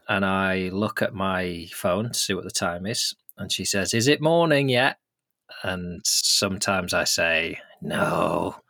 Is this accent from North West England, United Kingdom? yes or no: yes; Lancaster, North West England, United Kingdom; I grew up in Lancaster, which is a big enough city